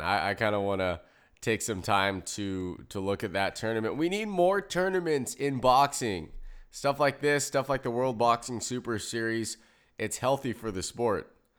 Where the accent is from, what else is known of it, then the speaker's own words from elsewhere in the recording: United States; I'm American